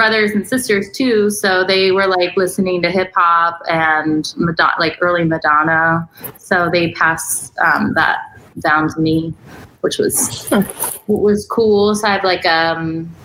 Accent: Columbus, Ohio, United States; moved away as an adult; now in Los Angeles, United States; I'm from Columbus, Ohio, a little bit.

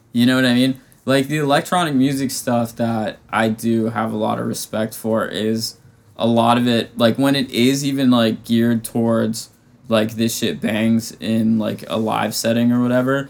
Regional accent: Vermont, United States; moved away; i could go home to like my hometown in vermont

